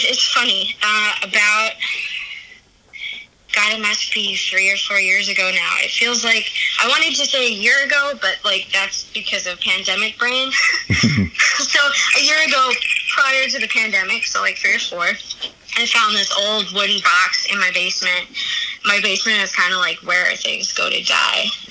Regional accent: Valley Stream, New York, United States; I grew up in Valley Stream in the house that my dad grew up

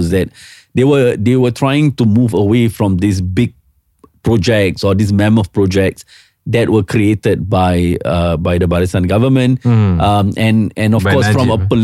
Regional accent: Singapore; I'm Singaporean

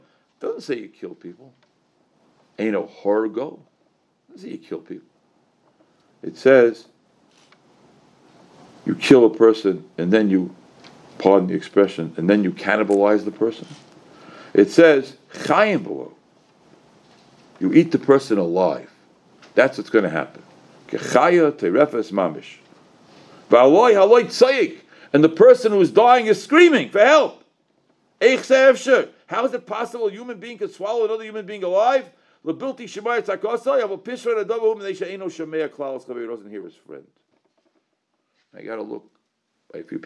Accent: United States; I'm an American.

